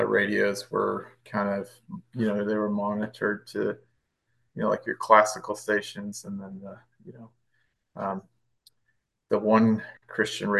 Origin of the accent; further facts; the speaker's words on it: Rockford, Illinois, United States; moved away as an adult; also born or lived in Fort Campbell; I grew up in Rockford, Illinois